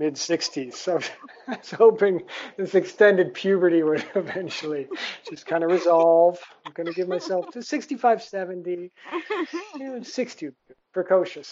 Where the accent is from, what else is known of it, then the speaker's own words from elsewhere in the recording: Toledo, Ohio, United States; moved away as an adult; also born or lived in Vietnam / India; now in Southeast Asia; growing up in Toledo, Ohio as a child